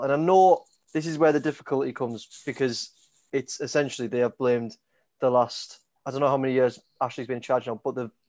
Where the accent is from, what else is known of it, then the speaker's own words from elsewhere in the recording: Middlesbrough, North East England, United Kingdom; I'm from Middlesbrough.